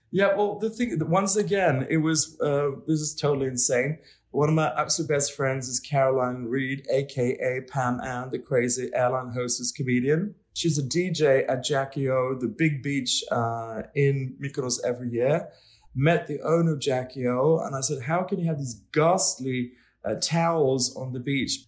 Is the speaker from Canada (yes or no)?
no; Stockholm, Stockholm County, Sweden; now in Paris, France; I'm from Stockholm